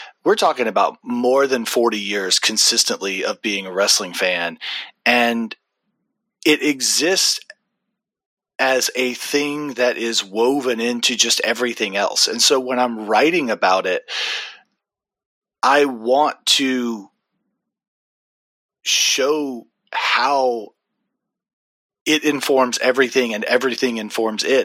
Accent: Deep South, United States; I am from the Deep South

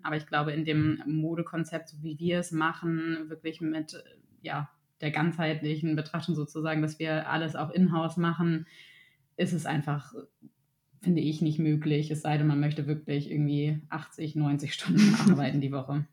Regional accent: Germany; bei uns in Deutschland

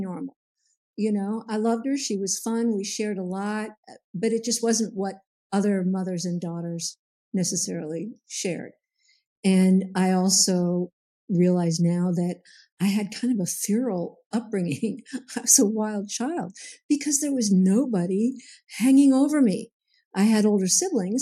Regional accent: Pasadena, California, United States; I grew up in Pasadena

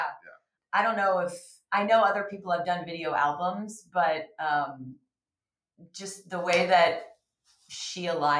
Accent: Atlanta, Georgia, United States; I'm Southern. I'm from Atlanta.

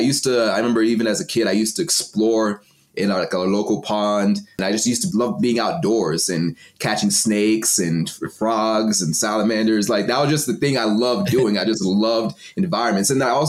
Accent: Texas, United States; also born or lived in Cameroon; So I was born in Texas, but my dad's side is from Nigeria and my mom's side is from Cameroon. So when they had me, they're still in school. And so they sent me back home to Cameroon. My aunt raised me for 5 years. And then I came back to Texas

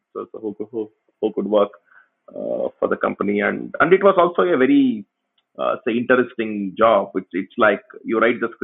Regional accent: Tumkur, Karnataka, India; This was just in my hometown. I mean, my hometown actually have a lot of engineering colleges, but there are not really many software companies

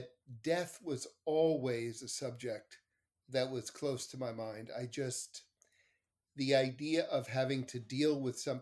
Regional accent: New York City, New York, United States; also born or lived in Montreal, Canada / Larchmont, New York; my family and I'm from Montreal, though I grew up the majority of my life in New York

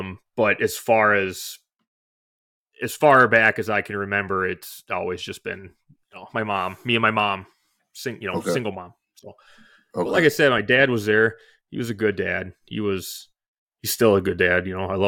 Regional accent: Forest Lake, Minnesota, United States; So I was born in Minnesota, Forest Lake, Minnesota. So that's where I spent most of my life, really. I was born there.

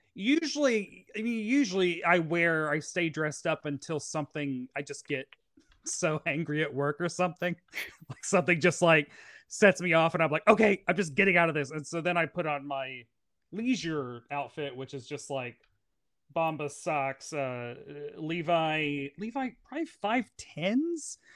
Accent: Tennessee, United States; moved away as an adult; now in New York City, United States; I'm from Tennessee

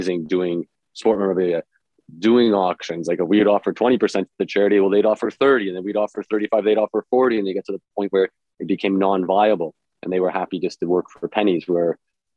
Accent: Timmins, Ontario, Canada; I grew up in Timmins

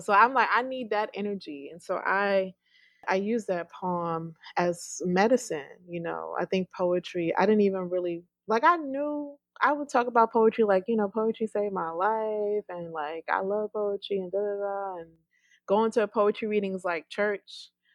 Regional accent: New York, United States; now in Mississippi, United States; I'm from New York

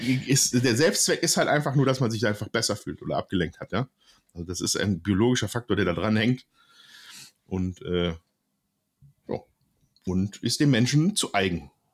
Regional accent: Oberhausen, North Rhine-Westphalia, Germany; ich komme aus Oberhausen, Ruhrgebiet

